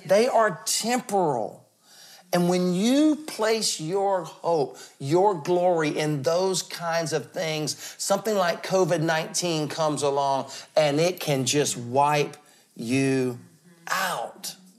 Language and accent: English; the South, United States; I'm from the South